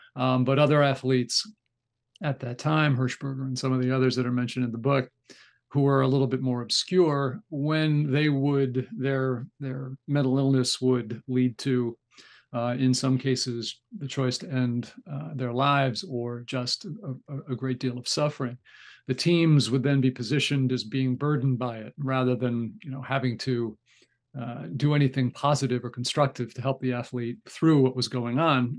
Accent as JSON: {"language": "English", "town": "Newark", "region": "New Jersey", "country": "United States", "tie": "born or raised there", "said": "I grew up right outside of Newark, New Jersey"}